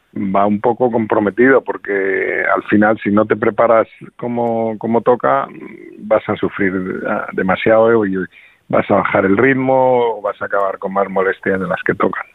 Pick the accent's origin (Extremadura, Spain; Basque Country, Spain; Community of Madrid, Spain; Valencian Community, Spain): Community of Madrid, Spain; Madrid; como madrileño